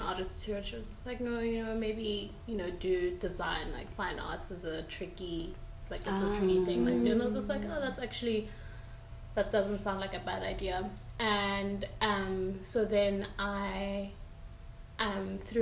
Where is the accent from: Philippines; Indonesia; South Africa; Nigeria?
South Africa; Pretoria, Gauteng; I grew up in Pretoria